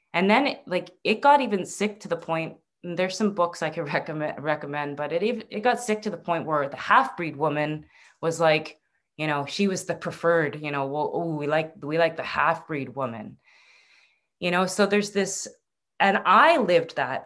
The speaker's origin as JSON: {"language": "English", "region": "Northern Ontario", "country": "Canada", "also_born_or_lived": "Vancouver", "said": "I was in, from Northern Ontario. I was from the Great Lakes."}